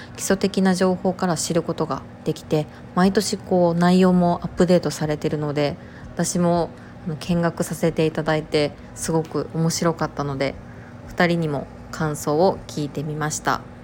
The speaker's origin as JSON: {"language": "Japanese", "region": "Kansai", "country": "Japan", "accent": "Kansai dialect", "said": "私がすごく関西弁"}